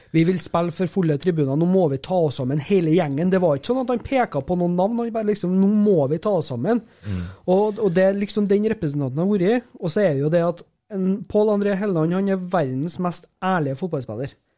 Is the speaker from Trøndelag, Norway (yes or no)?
yes; Overhalla, Trøndelag, Norway; Jeg er fra Overhalla